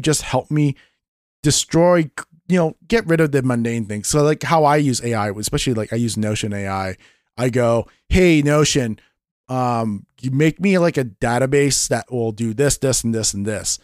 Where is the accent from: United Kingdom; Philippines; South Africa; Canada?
Canada; Vancouver, British Columbia; Back in the nineties when I was growing up in Canada with my parents and everything. My dad was part of a union, um, it was a company called Western Bakery back in, uh, Vancouver